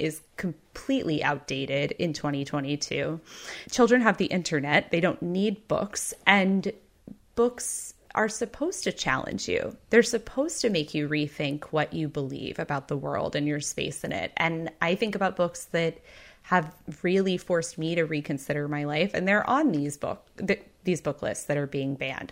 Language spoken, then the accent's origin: English; Texas, United States; I grew up in Texas, which is a state